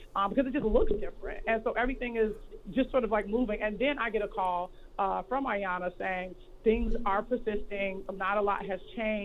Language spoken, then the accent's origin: English; Chicago, Illinois, United States; I'm a chick from Chicago